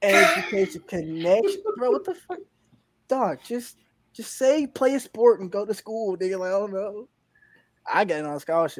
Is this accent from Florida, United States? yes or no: no; Georgia, United States; I'm from Georgia, man.